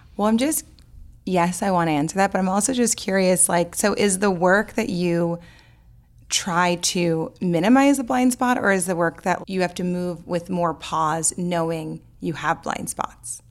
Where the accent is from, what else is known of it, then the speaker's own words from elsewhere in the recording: New Orleans, Louisiana, United States; I grew up in New Orleans